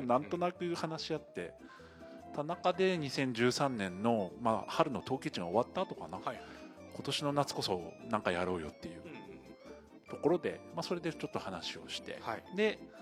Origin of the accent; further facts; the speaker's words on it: Tateyama, Toyama, Japan; now in Mashiko, Japan; 自分は、まあ、富山県の立山町出身なんですけど